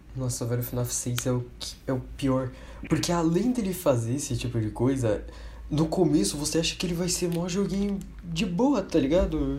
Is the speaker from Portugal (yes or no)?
no; Brazil; a gente é brasileiro